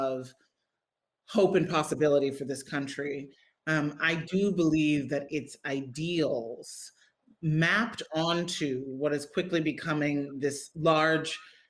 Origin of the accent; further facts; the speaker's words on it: Midwest, United States; I grew up in the Midwest.